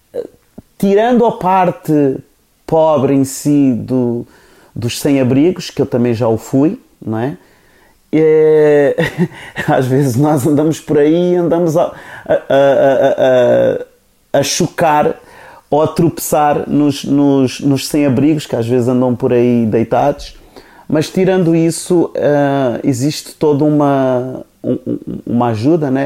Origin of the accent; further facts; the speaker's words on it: Cape Verde; first language Cape Verdean Creole; Portuguese is a second language; moved away; also born or lived in Portugal; eu também sou cabo-verdiano, não é? Cabo-verdiano, da Ilha do Fogo